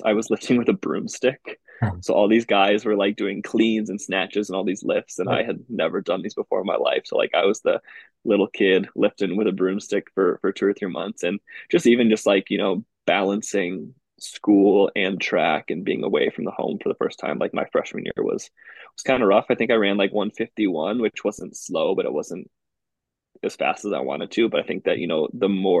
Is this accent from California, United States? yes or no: no; Waukesha, Wisconsin, United States; also born or lived in Iowa; I'm from Waukesha, Wisconsin, kind of like about 20 minutes west of Milwaukee. I went to Waukesha West High School.